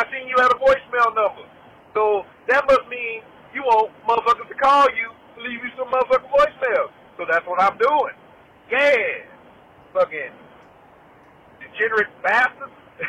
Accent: Louisiana, United States; I'm from Louisiana, y'all from Texas, I got family in Texas

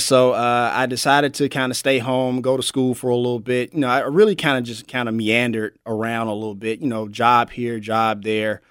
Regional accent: Memphis, Tennessee, United States; I'm born and raised in Memphis, Tennessee. I'm a, I'm a native

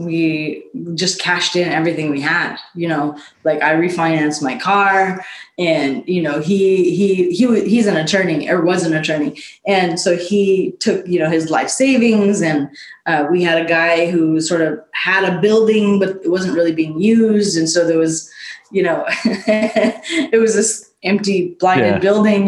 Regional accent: Fresno, California, United States; Fresno is our hometown, both from very, very different stories. I'm from the South and West in a rural farming town

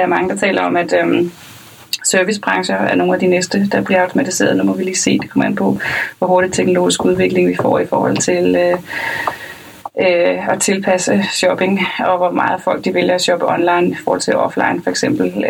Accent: Lolland, Zealand, Denmark; jeg er fra Lolland

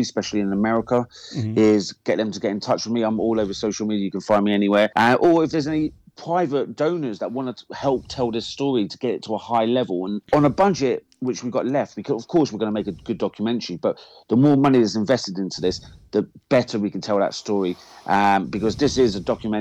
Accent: England, United Kingdom; me as an Englishman

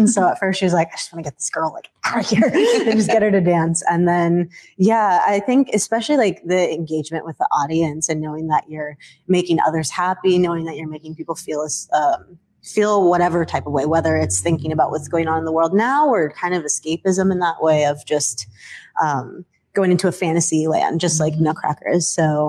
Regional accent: Tacoma, Washington, United States; I'm originally from Tacoma, Washington, from immigrant family. So my mom is Dominican and my dad is Puerto Rican.

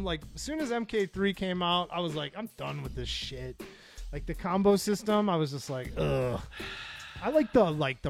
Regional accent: Michigan, United States; accent: Michigan; my Michigan accent

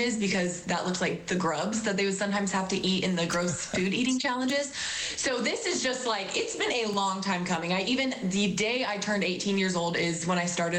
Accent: Tulsa, Oklahoma, United States; moved away as an adult; now in Rogers, United States; I grew up in Tulsa. I went to Jenks High School

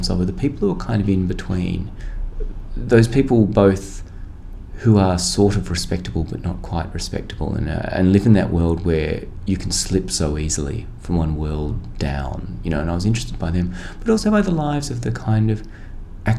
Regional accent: Australia; as an Australian

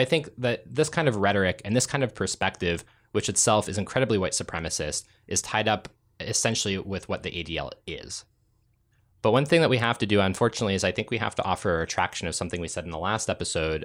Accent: Ontario, Canada; I grew up in Ontario

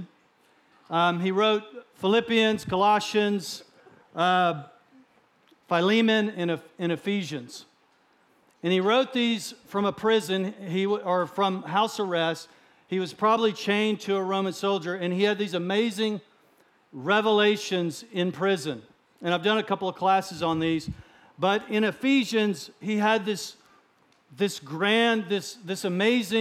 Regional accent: Texas, United States; I'm a Texan

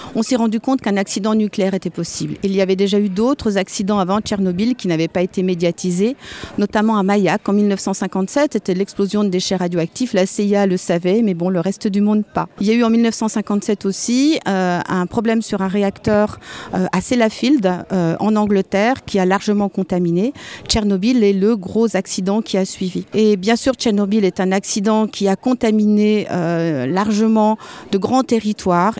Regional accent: Alsace, Grand Est, France; je viens d'Alsace, j'habite en Alsace

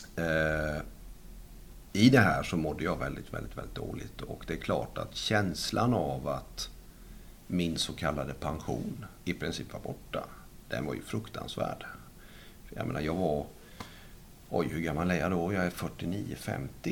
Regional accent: Sweden; jag stannar kvar hemma i Sverige

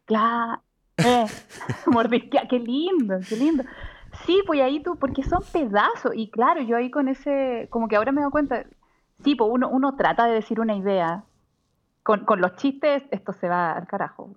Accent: Chile; moved away

